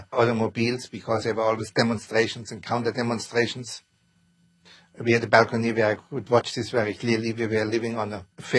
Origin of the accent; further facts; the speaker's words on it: Mannheim, Baden-Württemberg, Germany; also born or lived in Queens, New York; now in New York, United States; I was born in Mannheim, Germany. My parents were middle or upper middle class